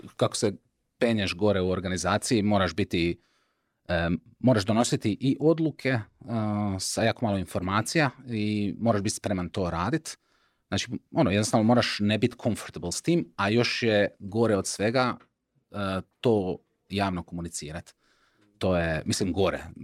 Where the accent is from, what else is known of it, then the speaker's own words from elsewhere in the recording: Šibenik, Šibenik-Knin County, Croatia; ja sam iz Šibenika